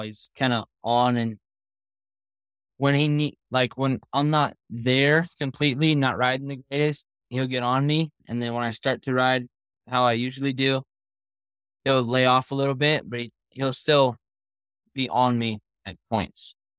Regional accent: Oak Hills, California, United States; I'm from Oak Hills, California, and I'm sixteen

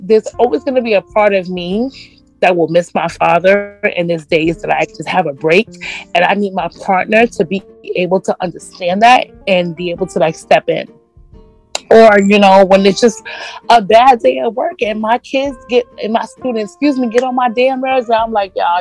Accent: New York, United States; I'm from New York

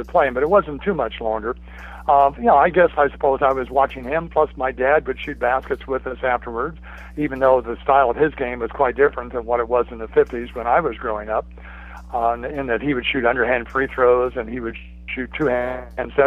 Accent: Fulton County, Indiana, United States; I grew up in Fulton County. The county seat up there is Rochester, Indiana, which makes it about 20 miles north of Logansport. So it's kind of north-central Indiana

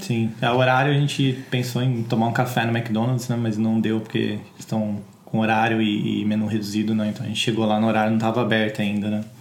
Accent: Brazil; moved away as an adult; now in United Kingdom; a gente vem do Brasil

